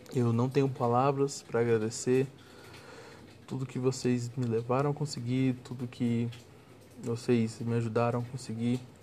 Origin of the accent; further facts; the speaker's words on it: Goiânia, Goiás, Brazil; Eu venho de Goiânia